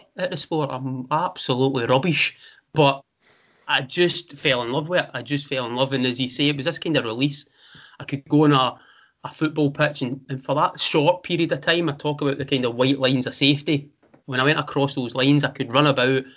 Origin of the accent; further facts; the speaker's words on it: Scotland, United Kingdom; I grew up in the Thatcher eraism of the 80s up here